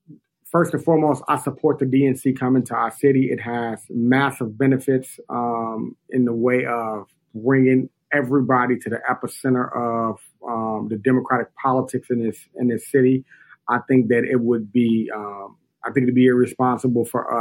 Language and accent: English; Chicago, Illinois, United States; I was born and raised in Inglewood. I currently live, along with my wife and our six children, in Auburn Gresham.